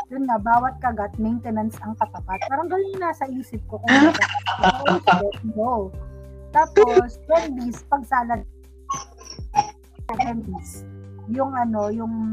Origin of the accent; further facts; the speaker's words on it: Ilocano, Ilocos Region, Philippines; as an Ilocano.